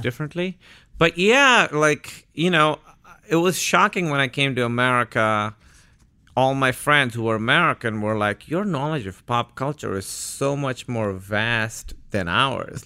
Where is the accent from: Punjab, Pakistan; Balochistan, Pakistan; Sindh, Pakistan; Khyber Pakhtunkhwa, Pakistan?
Sindh, Pakistan; Karachi; moved away as an adult; now in United States; Born and raised in Karachi, Pakistan. I was there till I was eighteen.